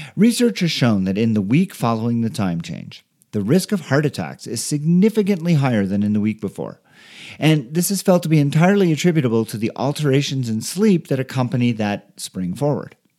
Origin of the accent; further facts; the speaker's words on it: Canada; now in Denver, United States; I am from Canada